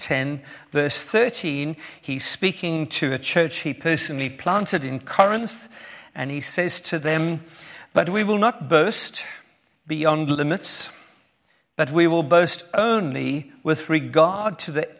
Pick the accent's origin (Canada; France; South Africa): South Africa; Cape Town, Western Cape; If you have already been listening to my accent, you'll know that we are from South Africa. Born in Cape Town